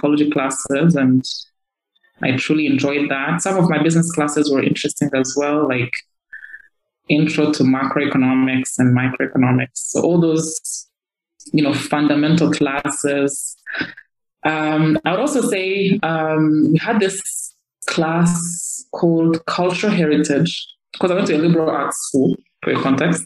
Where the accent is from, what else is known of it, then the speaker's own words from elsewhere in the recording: Kigali, Rwanda; also born or lived in Northern Province, Rwanda / United States; I grew up in Kigali, from ages 7 to 18. I mean, before then, I was living in the Northern Province.